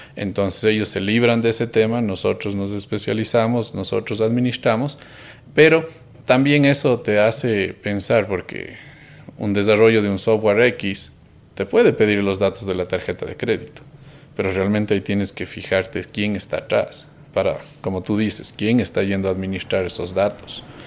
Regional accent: Cuenca, Azuay, Ecuador; seguimos siendo esos chicos cuencanos

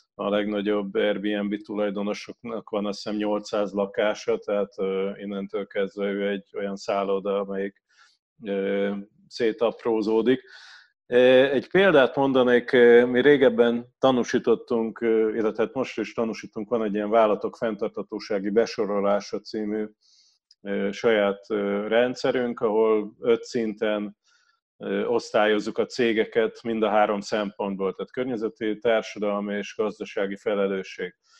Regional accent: Pécs, Baranya, Hungary; én Pécsi vagyok

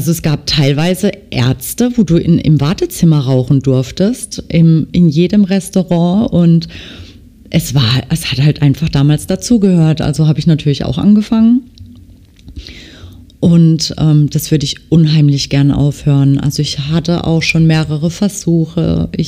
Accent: Baden-Württemberg, Germany; accent: Baden dialect; ich stehe zu meinem Dialekt. Ich denke, dass man mich auch gut versteht. Also das kann schon sein, dass mir zwischendurch dann auch mal was typisch Badisches rausrutscht.

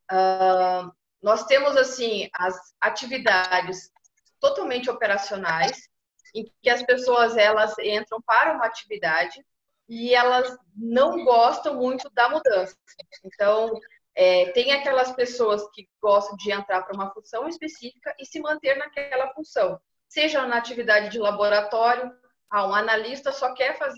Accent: Pelotas, Rio Grande do Sul, Brazil; now in Paraná, Brazil; eu estou no Paraná, mas sou natural de Pelotas.

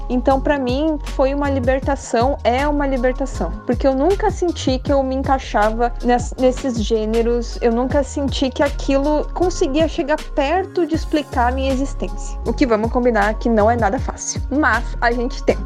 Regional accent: Rio Grande do Sul, Brazil; moved away as an adult; also born or lived in São Paulo; Eu nasci no Rio Grande do Sul, eu tenho 28 anos, e em 2017 eu tive a oportunidade de morar em São Paulo. Morei lá dois anos.

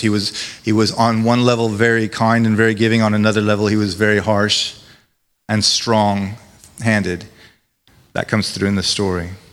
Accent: United States; now in United Kingdom; As an American

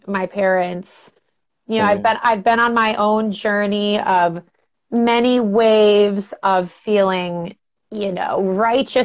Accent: Albany, New York, United States; moved away as an adult; also born or lived in Los Angeles, United States; now in San Francisco Bay Area, United States; I grew up in Albany, New York.

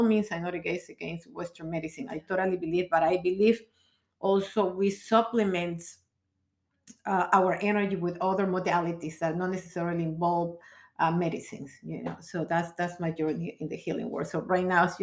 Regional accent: Peru; moved away as an adult; now in United States; I come from Peru

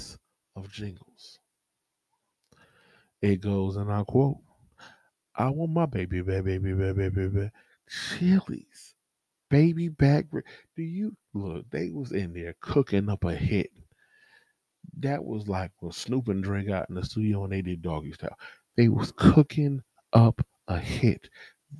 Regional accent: California, United States; I'm from California

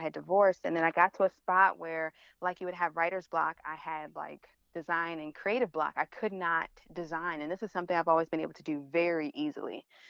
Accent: Baltimore, Maryland, United States; moved away; also born or lived in Philadelphia / New York; I'm from Baltimore

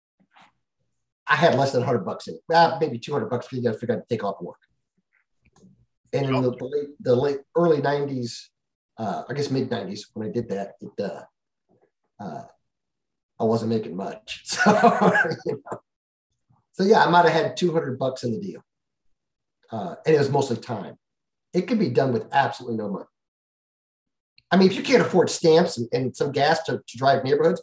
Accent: California, United States; moved away; I'm from California originally

